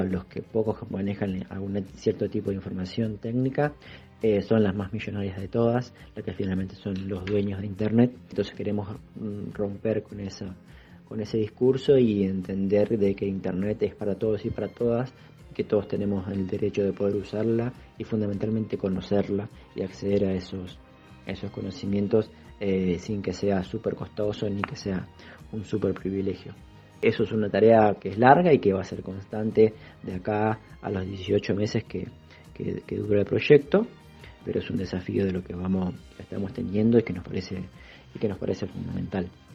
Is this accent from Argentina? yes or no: yes; Buenos Aires, Argentina; soy vecino de Soldati